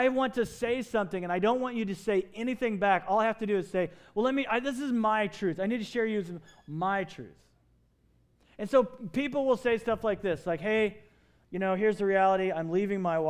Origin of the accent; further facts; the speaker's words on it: Kentucky, United States; moved away as an adult; now in Phoenix, United States; I grew up in Kentucky. I spent all my high school years there.